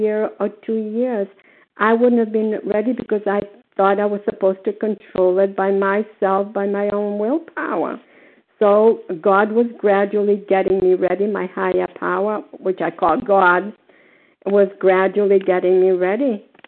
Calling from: Port Charlotte, Florida, United States; grateful, recovered, compulsive overeater, and I'm calling from Port Charles, Florida.

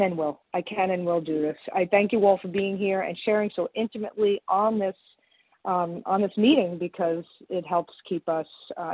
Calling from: Long Island, New York, United States; I'm sorry, I'm calling from Long Island, New York.

